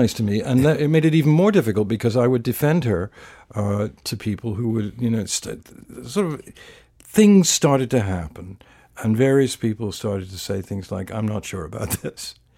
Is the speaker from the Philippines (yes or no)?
no; England, United Kingdom; I was brought up in England in a fairly sort of political, intellectual family